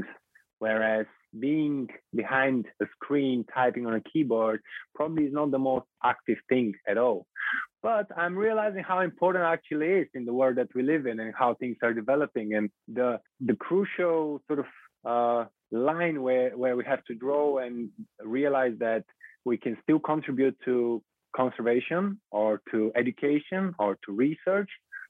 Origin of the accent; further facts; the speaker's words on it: Bulgaria; moved away; I'm originally from Bulgaria